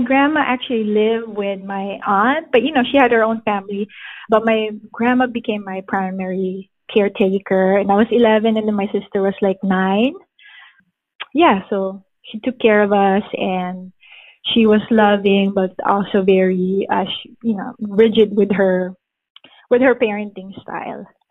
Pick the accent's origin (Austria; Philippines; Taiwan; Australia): Philippines; moved away as an adult; now in United States; I was born and raised in the Philippines, and I have been in the States for about 17 years. I came here when I was 23 years old permanently.